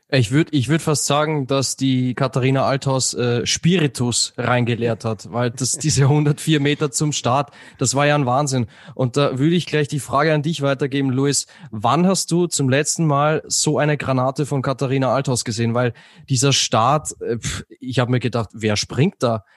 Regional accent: Austria; ich als Österreicher

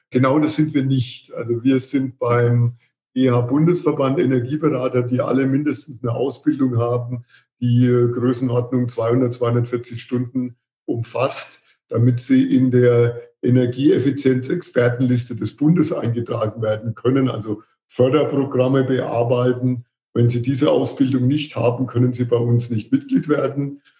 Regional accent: Marktheidenfeld, Bavaria, Germany; accent: Franconian; ich bin aus Markaldenfeld, Franke, wie man unschwer hört

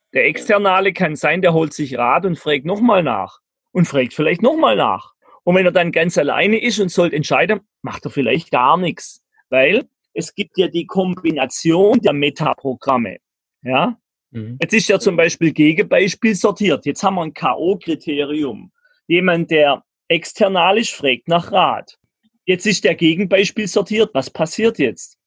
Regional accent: Germany; ich bin ein Deutscher

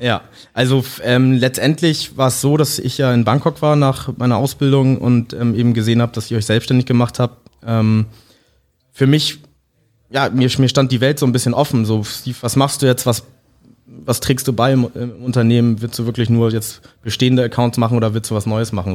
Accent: Hamburg, Germany; mit äh, Englisch und Deutsch aufgewachsen und auch in Hamburg aufgewachsen

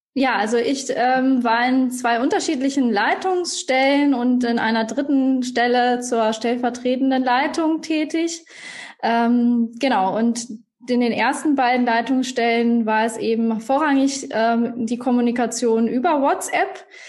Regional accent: Iserlohn, North Rhine-Westphalia, Germany; now in Munich, Germany; ich komme ursprünglich aus Iserlohn, auch äh, NRW, bei dir um die ah. Ecke

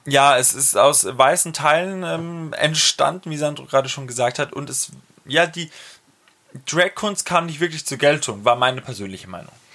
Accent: Franconia, Bavaria, Germany; accent: Franconian; in meinem fränkischen Dialekt

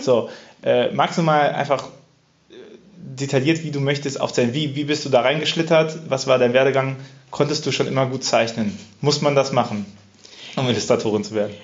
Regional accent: Cologne, North Rhine-Westphalia, Germany; als Kölner

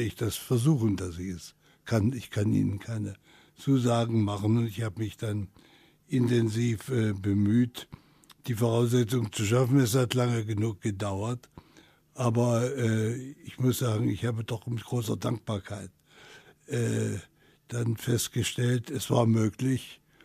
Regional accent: Halle, Saxony-Anhalt, Germany; moved away; also born or lived in West Germany; einmal meine Heimat Halle verlassen habe, nach Westdeutschland

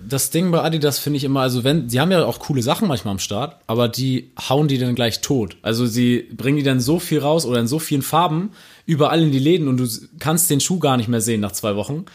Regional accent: Buxtehude, Lower Saxony, Germany; Ich komme aus Buxtehude

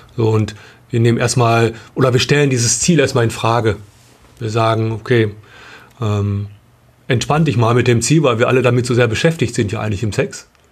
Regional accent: Bielefeld, North Rhine-Westphalia, Germany; wir kommen aus Bielefeld

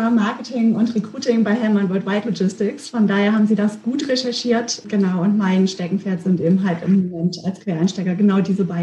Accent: Frankfurt, Hesse, Germany; moved away as an adult; now in Bielefeld, Germany; ich komme ja nicht hier aus der Region und bin vor 13 Jahren hierher gezogen, der Liebe wegen und ja, für mich war das tatsächlich so, dass ich Bielefeld auf den zweiten Blick habe erst kennenlernen können oder auch schätzen gelernt. Ähm, ich kam aus Frankfurt, ähm, aus einer Großstadt

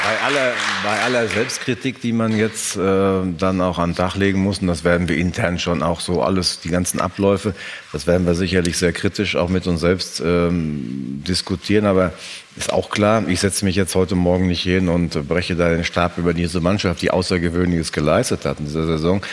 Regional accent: North Rhine-Westphalia, Germany; Wir kommen ja beide gebürtig aus Westfalen, da sind die Leute etwas realistischer als in anderen Regionen

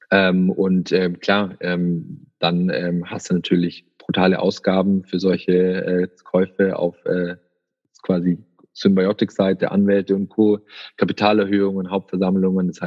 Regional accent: Baden-Württemberg, Germany; man denkt dann schon halb dann irgendwie in Englisch auch als Schwabe hier, ja.

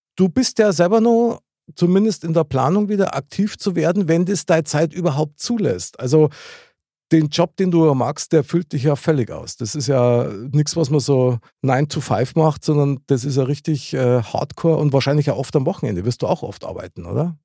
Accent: Munich, Bavaria, Germany; ich bin ja in der Gegend aufgewachsen

